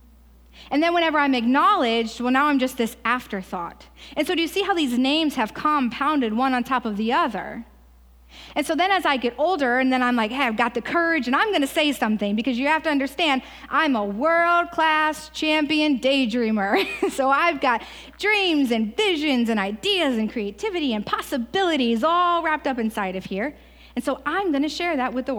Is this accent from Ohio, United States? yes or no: yes; Ohio, United States; moved away; I'm also from Ohio.